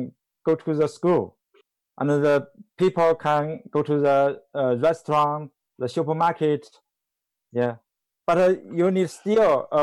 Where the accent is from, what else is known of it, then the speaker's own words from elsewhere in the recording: Hunan, China; English is a second language; now in Shanghai, China; Hunan Province.